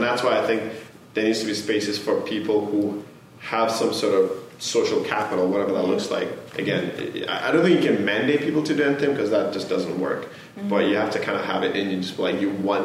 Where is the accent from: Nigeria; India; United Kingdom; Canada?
Nigeria; moved away; growing up in Nigeria